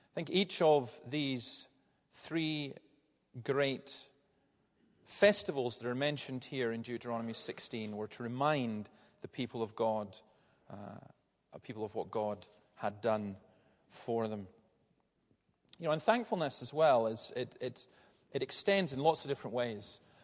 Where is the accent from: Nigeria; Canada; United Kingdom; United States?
United Kingdom; Tarbert Peninsula, Scotland; where I grew up in Fern and Ballantyre and all these villages along that part of the Tarbert Peninsula